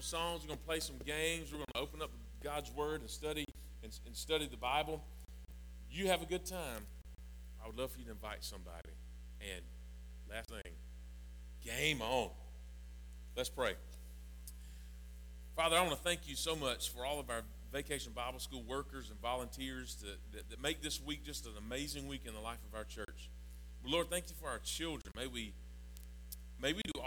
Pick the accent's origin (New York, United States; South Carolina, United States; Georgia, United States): Georgia, United States; South; I really am from South Georgia